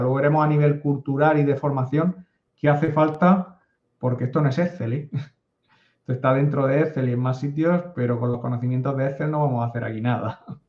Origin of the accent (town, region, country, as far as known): a town on the coast of Spain near Murcia, Region of Murcia, Spain; born or raised there